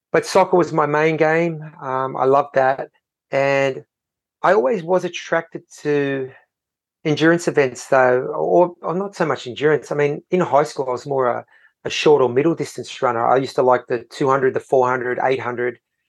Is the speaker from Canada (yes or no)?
no; Sydney, New South Wales, Australia; I grew up in Sydney, but sort of out west, so we weren't close to the beach.